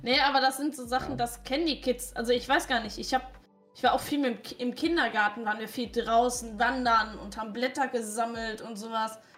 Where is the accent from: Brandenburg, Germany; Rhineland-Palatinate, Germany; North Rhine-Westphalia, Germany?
Rhineland-Palatinate, Germany; moved away; also born or lived in Ruhr area; bei uns in der Pfalz